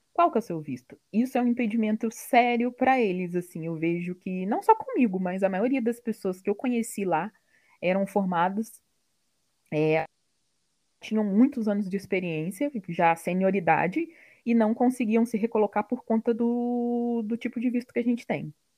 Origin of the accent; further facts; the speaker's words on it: Barra Mansa, Rio de Janeiro, Brazil; moved away; sou de Barra Mansa, no interior do Rio